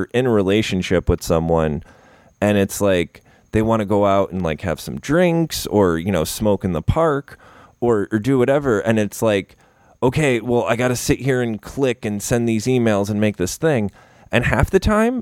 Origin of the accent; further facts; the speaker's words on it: Upstate New York, United States; moved away as an adult; now in Florida, United States; Upstate New York. I'm from the Shire